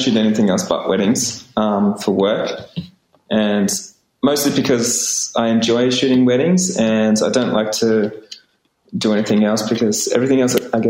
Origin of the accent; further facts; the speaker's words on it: Australia; I'm an Australian photographer. I'm based in Melbourne